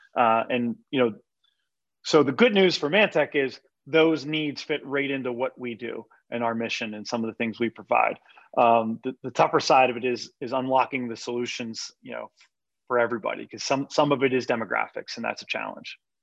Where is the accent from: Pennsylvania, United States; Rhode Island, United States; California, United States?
Pennsylvania, United States; Pittsburgh; moved away as an adult; now in York, United States; I'm from the Pittsburgh area, I have spent most of my life there